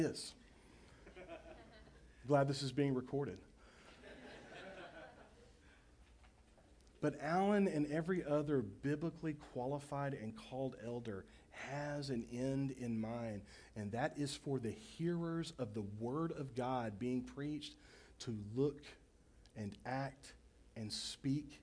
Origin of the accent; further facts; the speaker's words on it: Baytown, Texas, United States; I grew up in Baytown, Texas, on the east side of Houston, on Burnett Bay